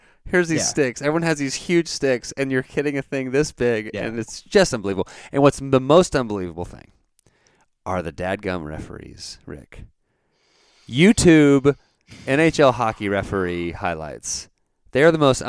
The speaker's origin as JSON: {"language": "English", "town": "Dallas", "region": "Texas", "country": "United States", "tie": "born or raised there", "said": "we grew up in Dallas. He still lives in Dallas. I am in Texas"}